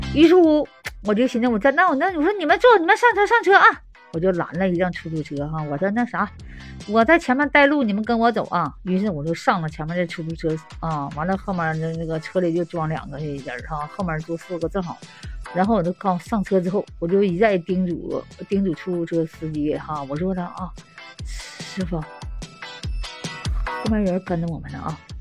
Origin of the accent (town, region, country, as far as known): Northeast China, China; now in Sanya, China